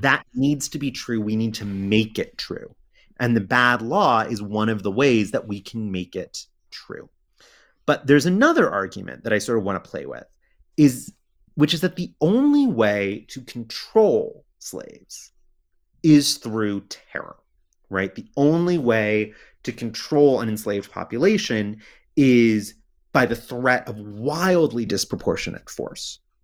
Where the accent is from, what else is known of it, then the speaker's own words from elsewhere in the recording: United States; I'm American